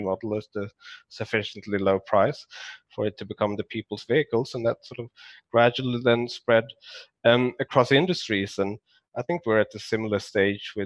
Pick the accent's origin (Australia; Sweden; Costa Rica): Sweden; Skåne; moved away; it's close to where I grew up in Sweden. So Malmö